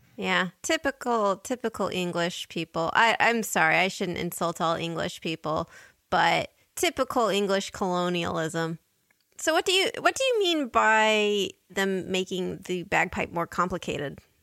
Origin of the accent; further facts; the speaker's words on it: United States; as an American